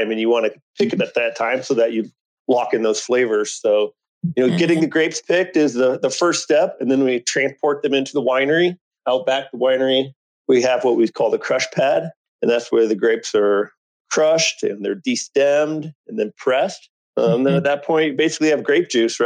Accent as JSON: {"language": "English", "region": "Iowa", "country": "United States", "tie": "born or raised there", "also_born_or_lived": "California", "said": "growing up in Iowa, moving out to California was a pretty big draw for me."}